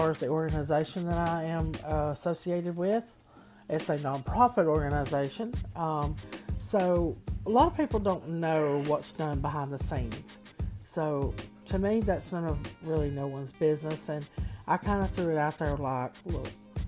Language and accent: English; the South, United States; I am from the South. Being in the South